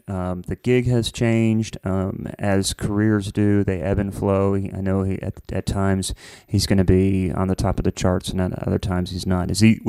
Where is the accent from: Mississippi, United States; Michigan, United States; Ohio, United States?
Ohio, United States; Columbus; or like even in Columbus where I'm from, there was.